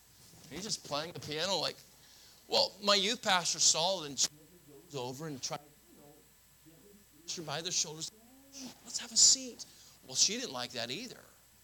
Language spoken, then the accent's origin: English; Florida, United States; I grew up in Florida. We have